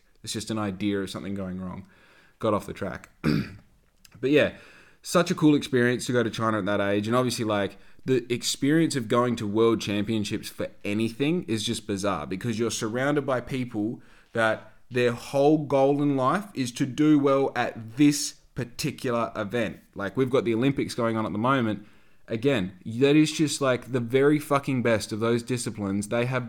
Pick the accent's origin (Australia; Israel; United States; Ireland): Australia; Victoria; I was originally from Victoria, so I've been back to Victoria every 10 minutes my whole time growing up.